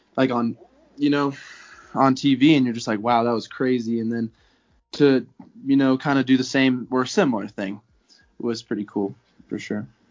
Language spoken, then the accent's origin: English; Conifer, Colorado, United States; I'm from Conifer, Colorado